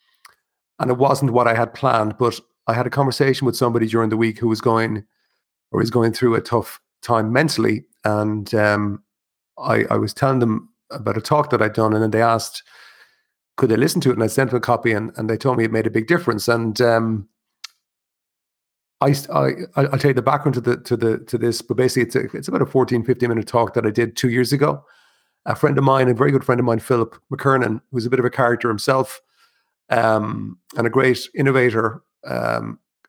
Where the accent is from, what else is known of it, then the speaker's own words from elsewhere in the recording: Ireland; as an Irish person